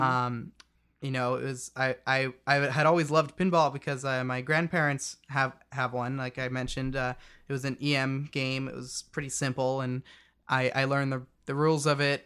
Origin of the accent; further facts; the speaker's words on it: Yakima, Washington, United States; I'm from Yakima